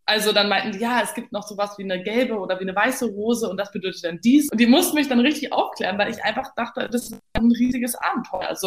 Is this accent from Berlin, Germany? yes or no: yes; Berlin, Germany; waschechte Berlinerin. Dachte mir dann so ganz pragmatisch, naja, ist doch super, weil wenn ich dann nach Hause geschickt werde, habe ich es nicht so weit.